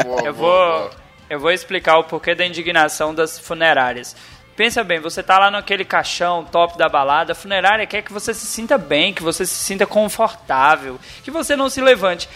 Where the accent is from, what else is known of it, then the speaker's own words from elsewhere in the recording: Brasília, Federal District, Brazil; now in Goiás, Brazil; eu sou filho de cearense, eu moro no Goiás, mas eu nasci em Brasília